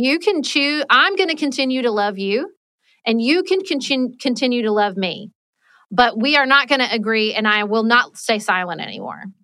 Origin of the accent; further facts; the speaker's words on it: Paducah, Kentucky, United States; moved away as an adult; also born or lived in Washington, D.C.; I moved back to my hometown of Paducah, Kentucky